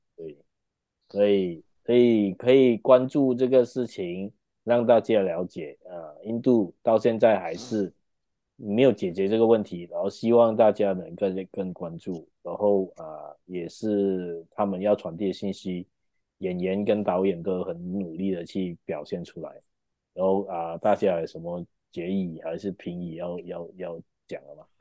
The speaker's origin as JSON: {"language": "Chinese", "country": "Malaysia", "said": "我们马来西亚人"}